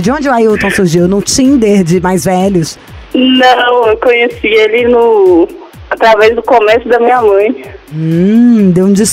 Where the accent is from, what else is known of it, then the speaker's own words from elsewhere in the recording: Belo Horizonte, Minas Gerais, Brazil; Sou de BH.